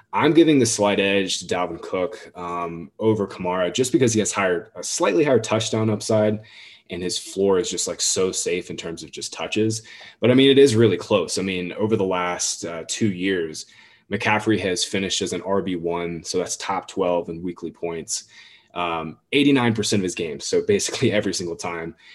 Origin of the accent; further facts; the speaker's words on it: Jacksonville, Florida, United States; I'm from Jacksonville. I went to high school and, and middle school and college in Jacksonville